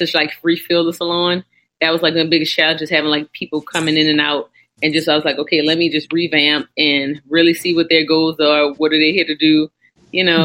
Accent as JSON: {"language": "English", "town": "New Orleans", "region": "Louisiana", "country": "United States", "said": "I'm from New Orleans. It's hot down here."}